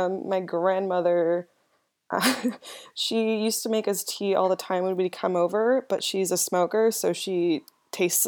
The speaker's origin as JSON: {"language": "English", "town": "San Diego", "region": "California", "country": "United States", "also_born_or_lived": "Los Angeles", "said": "I'm from San Diego, California."}